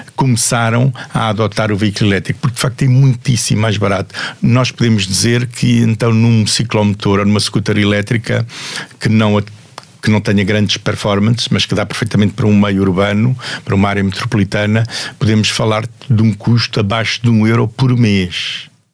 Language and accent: Portuguese; Portugal; sei como português